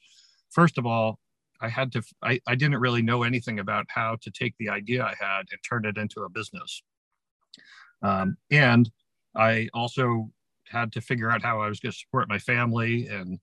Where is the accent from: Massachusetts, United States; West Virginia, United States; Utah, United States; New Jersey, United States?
New Jersey, United States; Ramsey; I became a volunteer firefighter and first responder in my hometown of Ramsey, New Jersey in 1984 when I was in high school